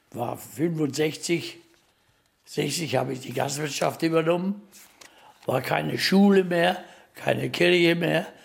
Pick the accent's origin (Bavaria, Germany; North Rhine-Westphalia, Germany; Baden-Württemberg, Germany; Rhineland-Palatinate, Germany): Bavaria, Germany; Bonnland; moved away